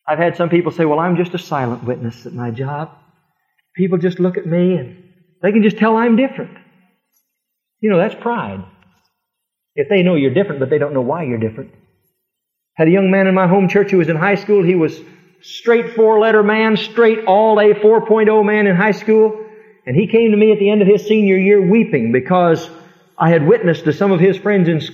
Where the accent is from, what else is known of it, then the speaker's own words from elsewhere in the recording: Fremont, United States; moved away; my little hometown in Fremont